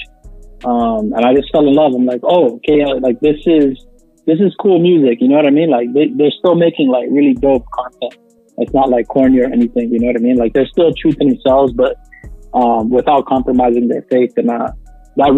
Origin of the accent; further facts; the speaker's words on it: Toronto, Ontario, Canada; We're from Toronto.